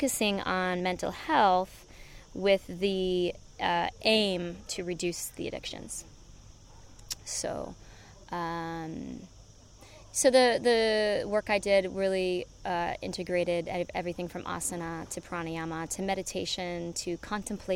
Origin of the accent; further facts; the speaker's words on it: United States; moved away as an adult; also born or lived in Vancouver, Canada / Los Angeles, United States; now in Ibiza, Spain; I did the addictions when I was in the States, and I'm from the States